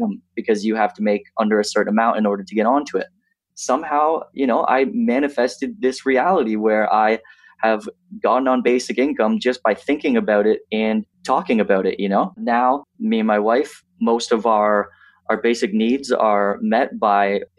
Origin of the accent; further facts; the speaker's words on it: 20 minutes outside of Lindsay, Ontario, Canada; also born or lived in Toronto, Canada; I grew up 20 minutes outside of Lindsay, Ontario